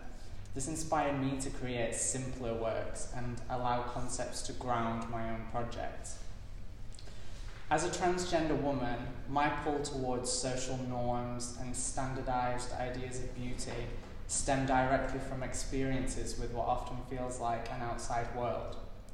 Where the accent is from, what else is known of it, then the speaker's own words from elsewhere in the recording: United Kingdom; So growing up in the UK, I was raised on British women in the arts